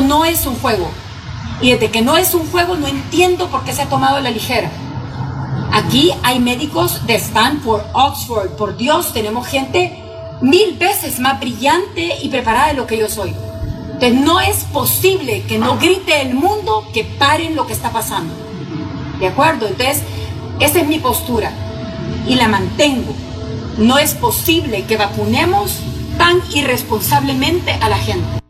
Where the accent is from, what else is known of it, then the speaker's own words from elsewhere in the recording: El Salvador; mi pueblo El Salvador